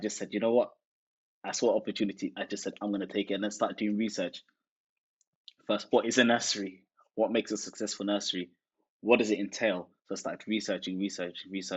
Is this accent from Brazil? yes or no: no; England, United Kingdom; also born or lived in Netherlands; I am originally from Holland, but I grew up in London, or grew up in England rather